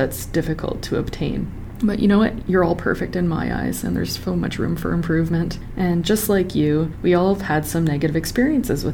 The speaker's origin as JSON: {"language": "English", "town": "Sudbury", "region": "Ontario", "country": "Canada", "said": "I'm from Sudbury, Ontario, where everyone is obsessed with hockey."}